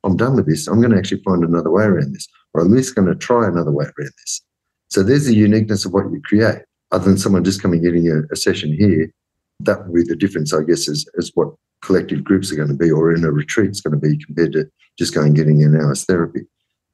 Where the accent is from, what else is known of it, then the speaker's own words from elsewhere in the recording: Australia; growing up as an Australian